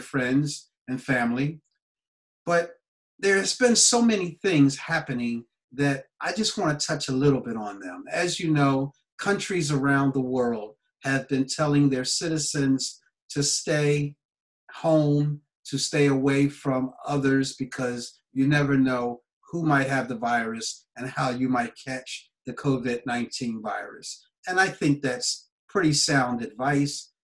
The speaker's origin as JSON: {"language": "English", "country": "United States", "moved": "yes", "said": "my home country, USA"}